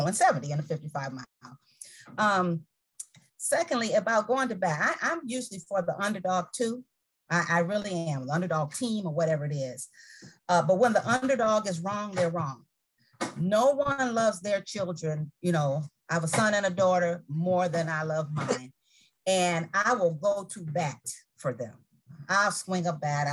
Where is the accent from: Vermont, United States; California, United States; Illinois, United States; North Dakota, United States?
Illinois, United States; Chicago; now in Tampa, United States; I'm from Chicago